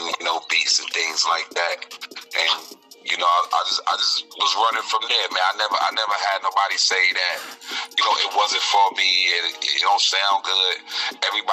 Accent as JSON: {"language": "English", "town": "New York City", "region": "New York", "country": "United States", "said": "I'm from Brooklyn, New York, East New York."}